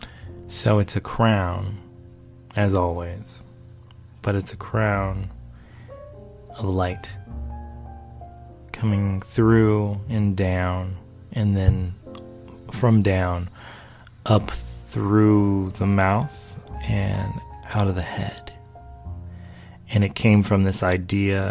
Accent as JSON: {"language": "English", "region": "North Carolina", "country": "United States", "tie": "born or raised there", "also_born_or_lived": "D.C./Maryland area", "moved": "yes"}